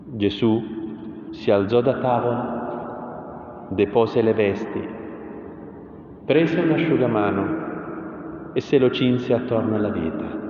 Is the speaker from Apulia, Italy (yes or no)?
yes; Taranto, Apulia, Italy; dalle mie parti a Taranto